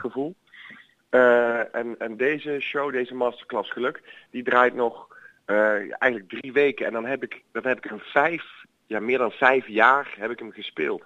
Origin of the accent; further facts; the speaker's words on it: Boxmeer, North Brabant, Netherlands; het is waar ik vandaan kom. Ik ben geboren in Boksmeer.